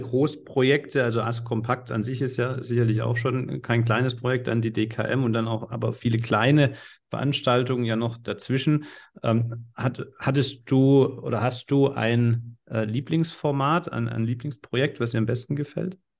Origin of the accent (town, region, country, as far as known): Swabia, Baden-Württemberg, Germany; accent: Swabian